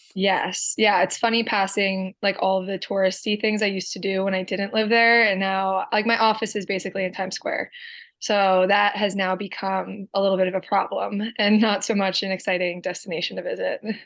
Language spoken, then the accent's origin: English; Medford, New Jersey, United States; Born and raised Medford, New Jersey